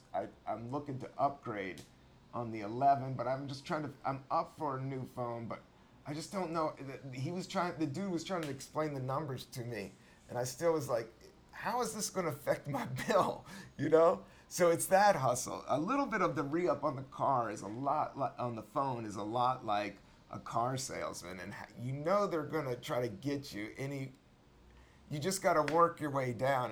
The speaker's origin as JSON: {"language": "English", "region": "Virginia", "country": "United States", "said": "I'm from Virginia"}